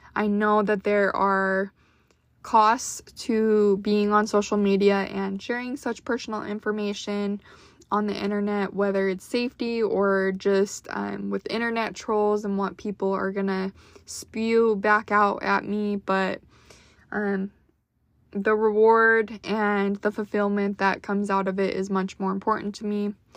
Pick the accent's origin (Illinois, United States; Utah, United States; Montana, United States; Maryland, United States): Utah, United States; born or raised there; moved away as an adult; now in Dallas, United States